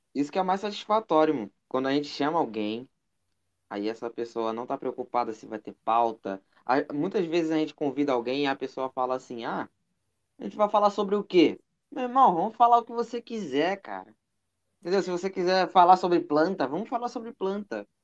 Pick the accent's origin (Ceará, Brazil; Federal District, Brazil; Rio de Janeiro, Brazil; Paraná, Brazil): Rio de Janeiro, Brazil; Nova Iguaçu; Eu sou da, eu sou da Baixada, sou de Nova Iguaçu